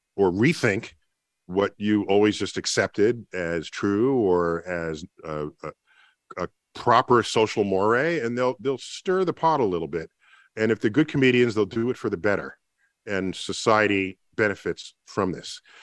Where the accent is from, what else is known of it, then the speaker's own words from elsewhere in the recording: New York City, New York, United States; I grew up in the Bronx